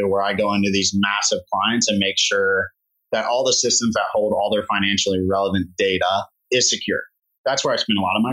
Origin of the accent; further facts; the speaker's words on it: Cleveland, Ohio, United States; also born or lived in Austin, Texas; head back to my hometown for a little bit and be a professional there.